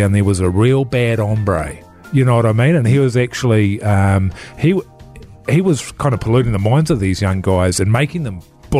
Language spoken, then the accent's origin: English; New Zealand; Yeah, because of me, yeah, you know, being a New Zealander.